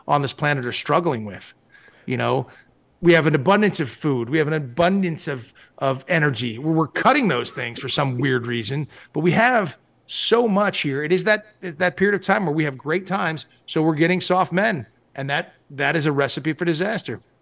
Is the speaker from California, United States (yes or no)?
yes; Malibu, California, United States; I grew up in Malibu, California.